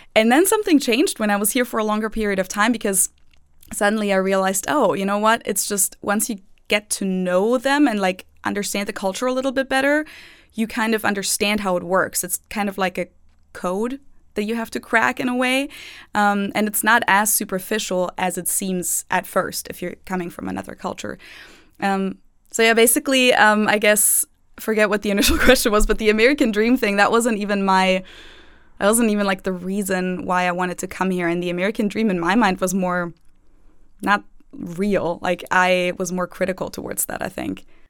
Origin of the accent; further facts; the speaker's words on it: Munich, Bavaria, Germany; English is a second language; moved away as an adult; now in Cincinnati, United States; I grew up in Munich